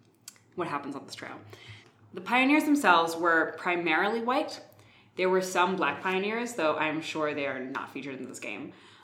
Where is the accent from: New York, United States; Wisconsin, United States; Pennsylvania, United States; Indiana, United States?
New York, United States; born and raised in New York over here.